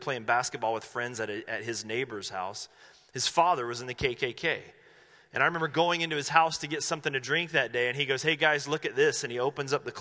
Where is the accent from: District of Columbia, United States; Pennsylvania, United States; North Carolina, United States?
North Carolina, United States; Asheville; now in Medford, United States; I grew up in Asheville, North Carolina.